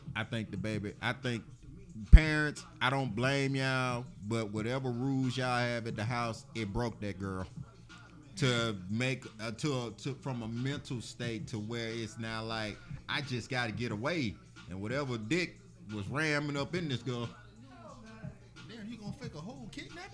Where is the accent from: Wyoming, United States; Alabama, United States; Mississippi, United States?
Alabama, United States; Birmingham; I'm from Birmingham, and all of my contemporaries and my friends and my loved ones, we are from Birmingham as well.